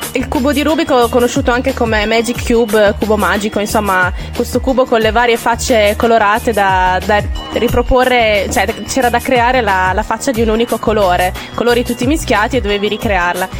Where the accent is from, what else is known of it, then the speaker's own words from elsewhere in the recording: Reggio Emilia, Emilia-Romagna, Italy; nel nostro dialetto, nel dialetto reggiano